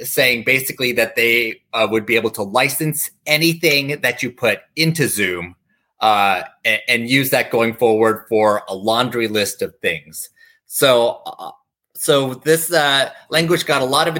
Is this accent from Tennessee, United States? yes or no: yes; Tennessee, United States; I grew up in Tennessee